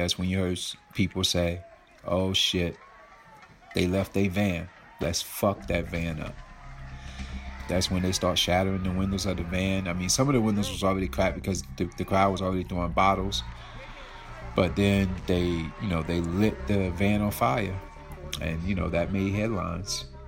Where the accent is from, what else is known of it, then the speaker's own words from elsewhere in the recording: Aurora, North Carolina, United States; now in New York City, United States; I'm a boy from Aurora, North Carolina, who had a dream to make it out because my town was like 500 people